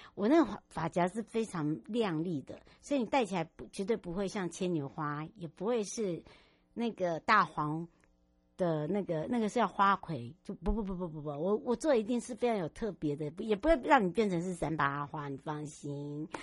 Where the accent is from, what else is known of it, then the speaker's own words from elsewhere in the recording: Huadong Valley, Taiwan; 我的故乡花东纵谷